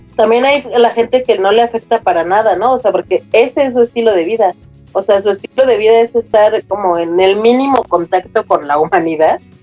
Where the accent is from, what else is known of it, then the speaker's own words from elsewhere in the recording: Mexico; como somos los mexicanos